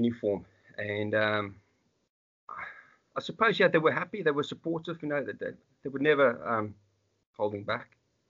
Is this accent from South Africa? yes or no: yes; South Africa; moved away as an adult; also born or lived in Johannesburg; Grew up in South Africa. I was born and raised in South Africa. I left the country. It was in 2000